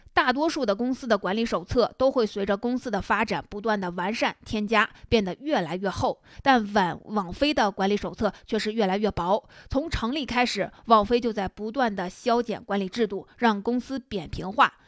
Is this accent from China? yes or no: yes; China; 我们中国人